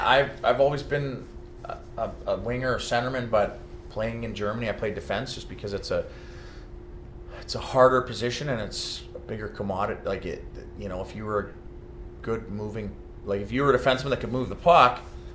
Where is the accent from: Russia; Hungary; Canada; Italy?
Canada; White Rock, British Columbia; now in Los Angeles, United States; I grew up in White Rock, which is suburb of Vancouver, 30 mm-hmm. minutes outside of Vancouver. And, yeah, I went to school there